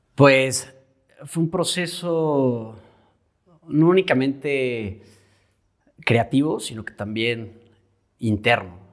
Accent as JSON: {"language": "Spanish", "region": "Querétaro", "country": "Mexico", "said": "Soy pintor, eh, soy queretano, tengo 29 años"}